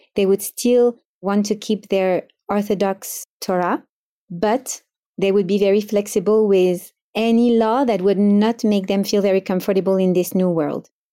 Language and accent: English; Paris, Île-de-France, France; moved away as an adult; now in Miami, United States; I grew up in Paris in a Sefaradi family